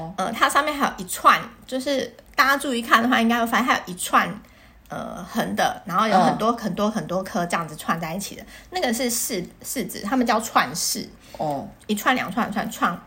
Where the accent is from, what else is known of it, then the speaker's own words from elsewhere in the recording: Taiwan; 我们台湾